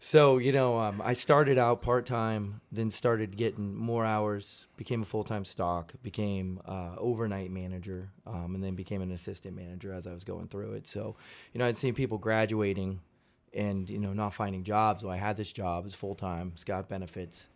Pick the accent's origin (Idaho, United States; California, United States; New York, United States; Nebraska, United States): California, United States; Modesto; moved away as an adult; also born or lived in Fresno; Modesto is where I grew up